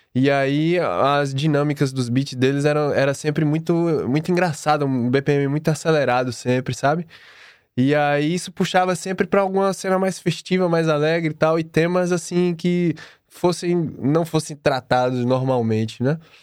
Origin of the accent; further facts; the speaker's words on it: Bahia, Brazil; moved away; eu vim da Bahia